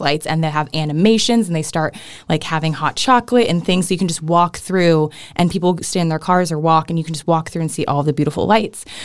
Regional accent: Riverside County, Southern California, United States; I grew up in California, which is Southern California in the San Bernardino County, um, or sorry, Riverside County

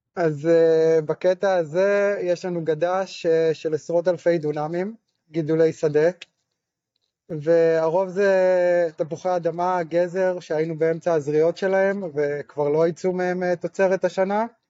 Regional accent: Afek, Northern District, Israel; moved away as an adult; also born or lived in Mitzpe Ramon; now in Nir Yitzhak, Israel; אני יליד קיבוץ אפק שבצפון.

